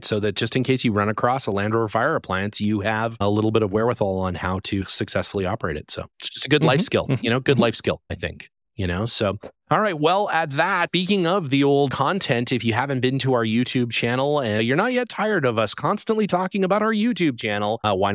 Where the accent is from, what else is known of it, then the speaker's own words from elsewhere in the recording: Calgary, Alberta, Canada; as many people know, I'm from Calgary, Canmore, Alberta.